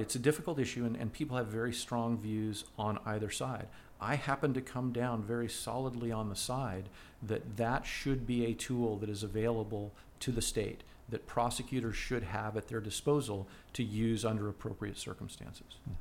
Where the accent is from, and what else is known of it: United States